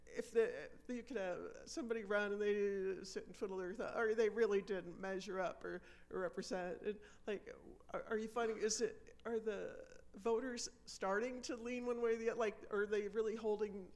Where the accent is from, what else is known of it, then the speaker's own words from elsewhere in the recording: United States; now in Canada; I grew up in the States